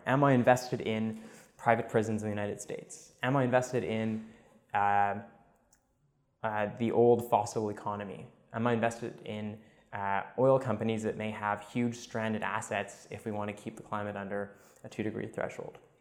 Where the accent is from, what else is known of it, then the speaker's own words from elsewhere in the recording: Montreal, Quebec, Canada; Born and raised in uh, Montreal. Grew up there